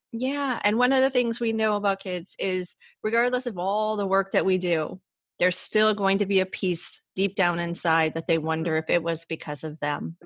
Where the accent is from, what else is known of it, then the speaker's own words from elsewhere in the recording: Cleveland, Ohio, United States; I, am born and raised in Ohio